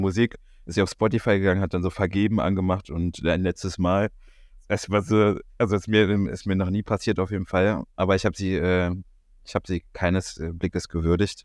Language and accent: German; Berlin, Germany; als Berliner